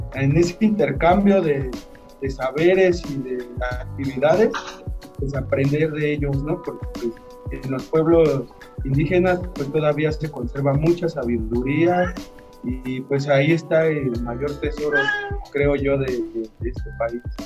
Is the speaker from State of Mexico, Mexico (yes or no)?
yes; Coacalco, State of Mexico, Mexico; de acá de, las tierras de Coacalco